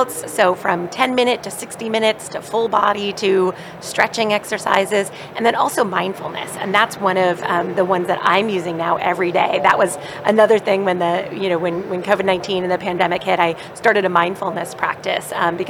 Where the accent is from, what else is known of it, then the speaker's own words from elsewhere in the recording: Boston, Massachusetts, United States; I am from Boston